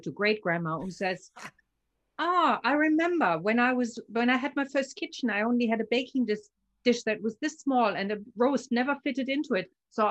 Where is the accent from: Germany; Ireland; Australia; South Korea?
Germany; born there; I've lived in 9 and I've worked in 16 countries, but I was born in Germany.